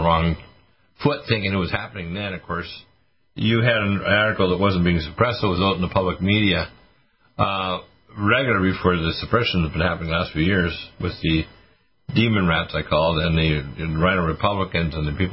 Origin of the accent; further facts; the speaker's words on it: Nova Scotia, Canada; also born or lived in Detroit / Toronto; I was born in Detroit and raised in Nova Scotia